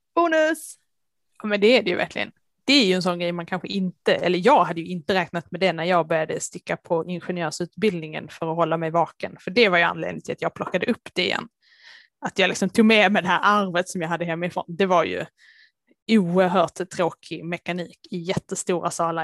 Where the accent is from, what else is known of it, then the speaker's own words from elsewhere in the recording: Lund area, Skåne, Sweden; accent: Scanian (implied by dialect reference to Lund); moved away; alla som hör min dialekt kanske kan gissa att eh, Lund är ett ställe dit jag behöver åka med jämna mellanrum